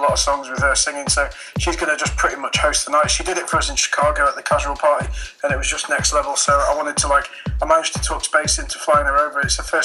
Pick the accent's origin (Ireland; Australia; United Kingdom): Ireland; Dublin, Leinster; Yep, see you soon, mate. I'm from Dublin. Take care.